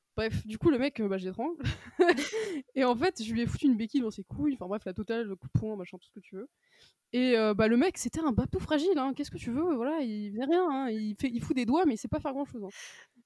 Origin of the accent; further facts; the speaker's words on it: Brittany, France; now in Paris, France; je suis originaire de Bretagne